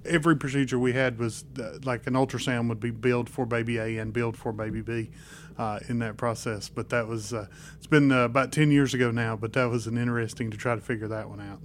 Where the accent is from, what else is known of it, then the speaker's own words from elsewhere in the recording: Spruce Pine, North Carolina, United States; My hometown is Spruce Pine, North Carolina